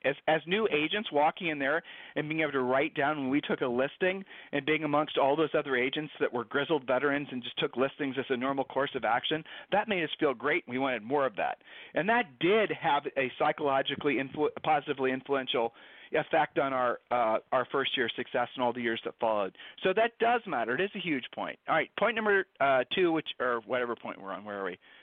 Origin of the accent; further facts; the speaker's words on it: Ohio, United States; we're from Ohio